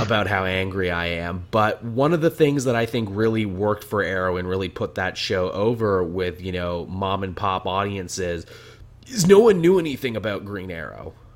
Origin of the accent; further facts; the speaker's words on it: Canada; as a Canadian